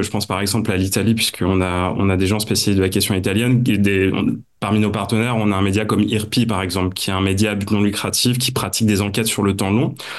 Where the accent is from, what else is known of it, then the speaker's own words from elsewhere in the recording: Nord-Pas-de-Calais, Hauts-de-France, France; Je suis originaire du Nord-Pas-de-Calais, donc on se refait pas